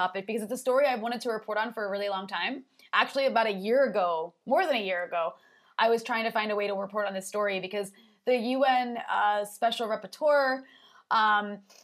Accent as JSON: {"language": "English", "country": "United States", "said": "I'm an American"}